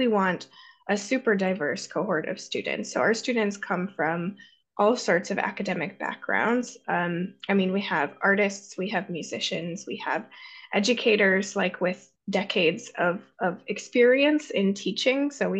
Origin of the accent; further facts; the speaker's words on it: Ohio, United States; now in Helsinki, Finland; I'm originally from Ohio, actually, and then I have had my higher education in the US and also in London, and I've worked in England as well, and in Finland.